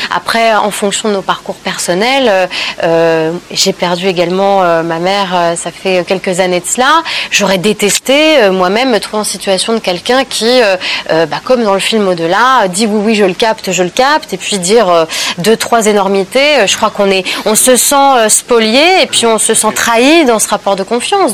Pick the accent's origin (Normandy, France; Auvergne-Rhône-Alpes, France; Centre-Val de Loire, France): Normandy, France; je suis née dans la Normandie après-guerre